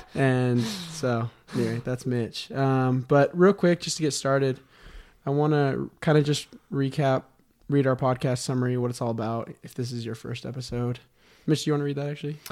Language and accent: English; Las Vegas, Nevada, United States; born or raised there